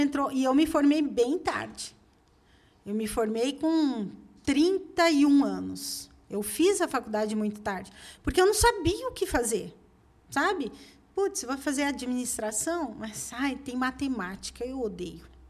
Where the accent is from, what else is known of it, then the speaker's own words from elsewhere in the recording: Curitiba, Paraná, Brazil; moved away as an adult; also born or lived in Pará / Belo Horizonte; eu sou de Curitiba